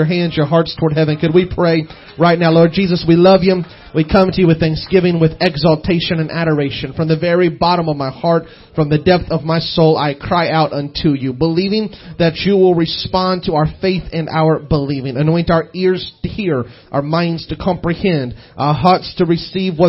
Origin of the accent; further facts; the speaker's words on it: Southeast Missouri, United States; I was raised in Southeast Missouri, so I'm just hick is what I am